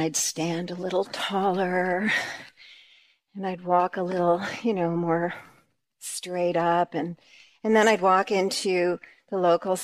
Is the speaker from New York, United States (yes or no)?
yes; New York, United States; we're from New York